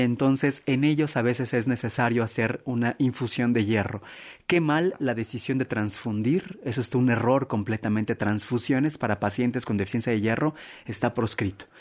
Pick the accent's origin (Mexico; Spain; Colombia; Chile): Mexico; como buen mexicano